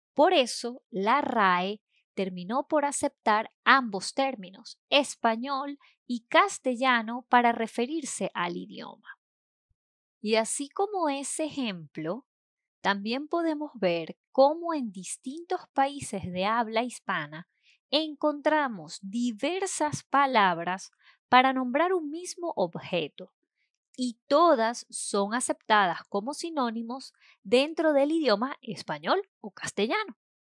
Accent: Venezuela; En Venezuela, por ejemplo, país donde yo nací y estudié

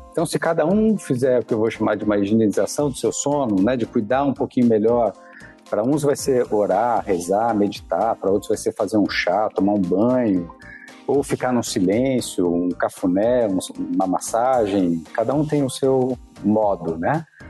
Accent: São Paulo, Brazil; sou aqui de São Paulo, da cidade de São Paulo, paulistano, sempre vivi aqui

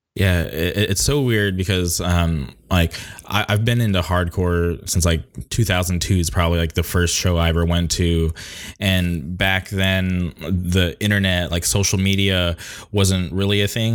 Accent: Southern California, United States; I'm from Southern California

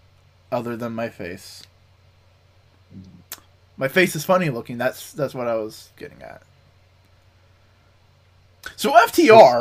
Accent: New Jersey, United States; I'm from New Jersey.

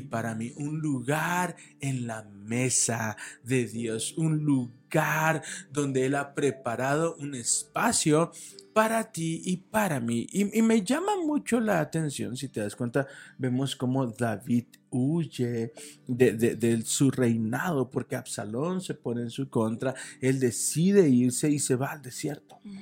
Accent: Guadalajara, Jalisco, Mexico; moved away as an adult; now in Toluca, Mexico; nosotros somos de Guadalajara, radicamos y nacimos en Guadalajara

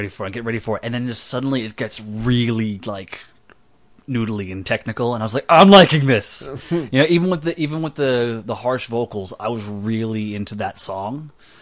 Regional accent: Texas, United States; I'm from Texas.

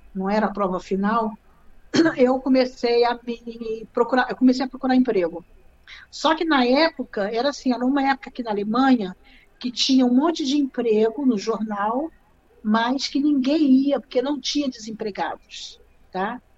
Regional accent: Rio de Janeiro, Brazil; moved away as an adult; also born or lived in Nova Friburgo, Brazil; now in Germany; Eu venho do Rio de Janeiro

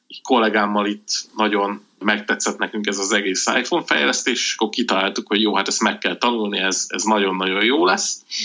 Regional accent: Budapest, Hungary; én Budapesten éltem egész életemben

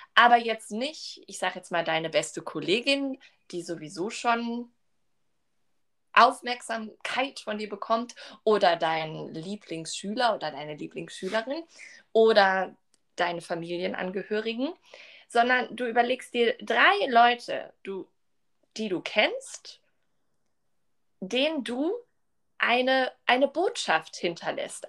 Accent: Duisburg, North Rhine-Westphalia, Germany; ich komme ja aus Duisburg

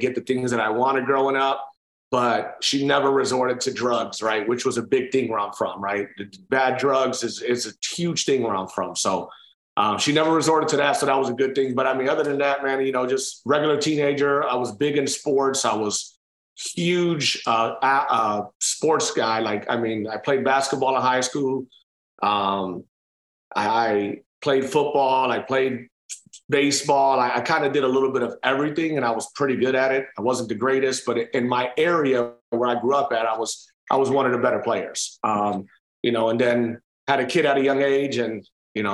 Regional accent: Cleveland, Ohio, United States; moved away; that's where I was born and raised, at Cleveland

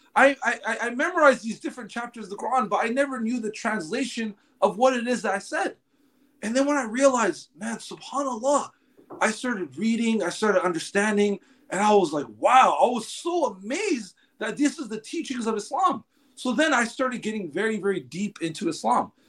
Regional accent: Los Angeles, California, United States; I was born and raised in Los Angeles.

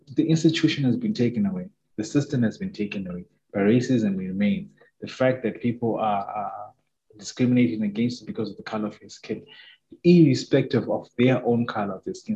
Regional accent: Zimbabwe; first language Shona; English is a second language; growing up in Zim, we experienced very little, very limited racism

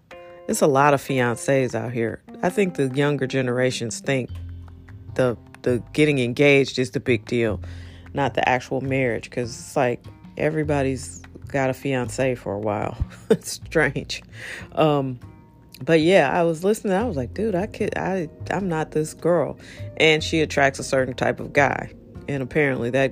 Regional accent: Missouri, United States; I'm from Missouri

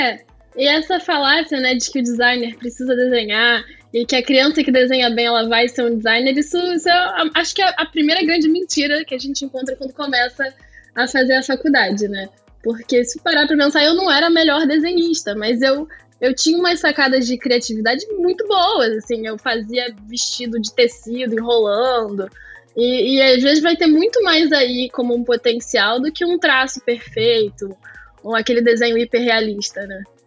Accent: Rio de Janeiro, Brazil; Sou nascida e criada no Rio

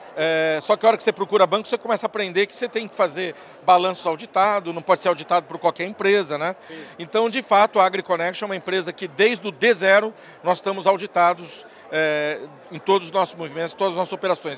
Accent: São Paulo, Brazil; also born or lived in Taubaté; Eu sou paulistano, sou nascido em São Paulo, é, me criei aqui a vida toda

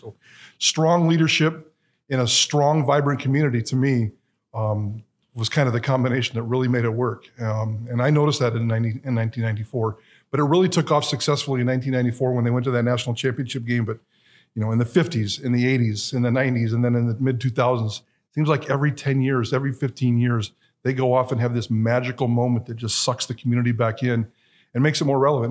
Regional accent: Twin Falls, Idaho, United States; I am an Idahoan. I didn't have to migrate here from California, so born and raised in Twin Falls

